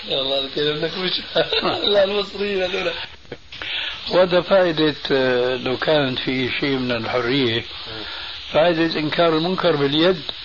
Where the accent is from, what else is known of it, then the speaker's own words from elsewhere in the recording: Syria; moved away; عندنا في سوريا